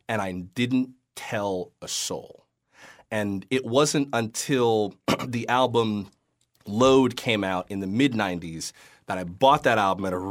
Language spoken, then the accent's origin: English; the South, United States; I'm, you know, was raised in the Baptist church or I'm from the South